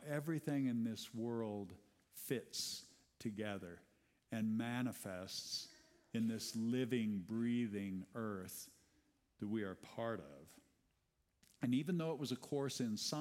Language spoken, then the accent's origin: English; Iowa, United States; I grew up in Iowa.